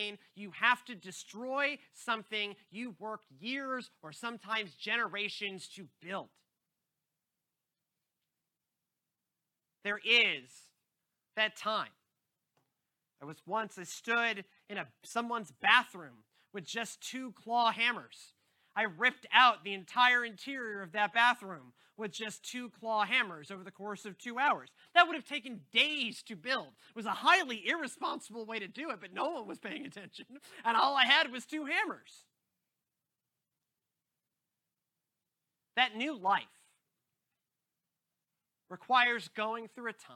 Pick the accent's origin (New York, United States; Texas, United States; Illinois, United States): Texas, United States; Houston; moved away; growing up in the Gulf Coast